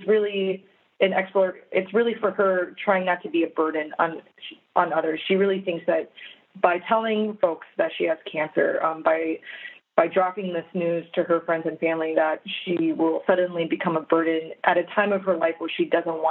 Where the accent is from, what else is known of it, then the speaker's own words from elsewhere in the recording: Minnesota, United States; I was born and raised in Minnesota. I've lived there for all my life.